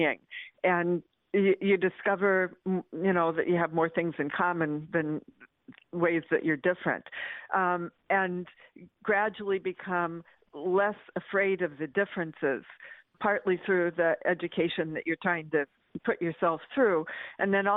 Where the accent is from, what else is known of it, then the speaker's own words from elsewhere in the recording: Medford, Oregon, United States; growing up in Medford, Oregon